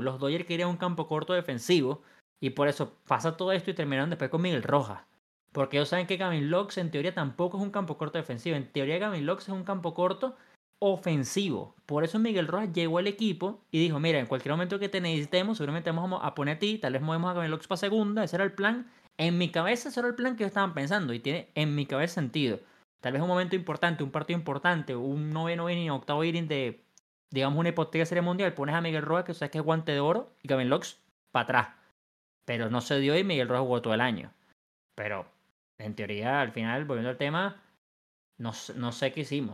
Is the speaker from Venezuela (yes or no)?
yes; Venezuela; yo como venezolano